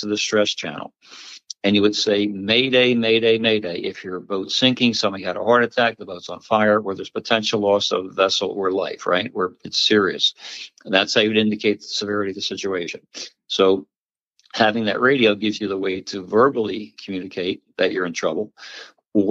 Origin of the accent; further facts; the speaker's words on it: Pennsauken, New Jersey, United States; I grew up in Jersey. I grew up in Pensauken, which was a great town